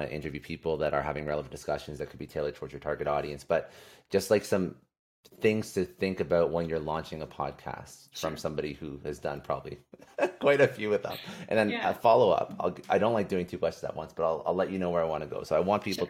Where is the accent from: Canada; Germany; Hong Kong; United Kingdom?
Canada; now in United States; I'm originally from Canada. Uh, now uh, I'm in the States